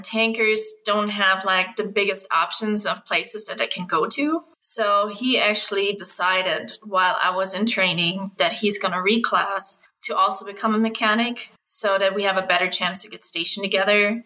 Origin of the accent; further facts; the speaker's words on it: Germany; moved away as an adult; I was born and raised in Germany